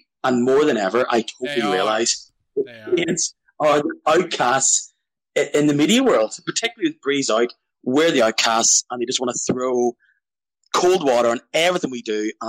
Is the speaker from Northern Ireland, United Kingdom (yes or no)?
yes; Belfast, Northern Ireland, United Kingdom; I am calling from Belfast, so I am both British and Irish.